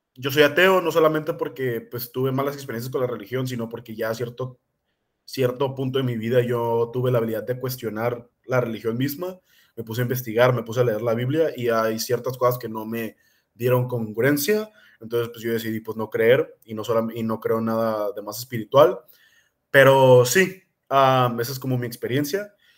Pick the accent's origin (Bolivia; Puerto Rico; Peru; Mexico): Mexico; nosotros que somos mexicanos